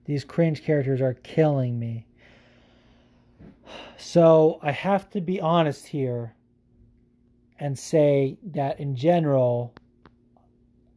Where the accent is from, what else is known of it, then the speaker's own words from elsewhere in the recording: California, United States; I'm from California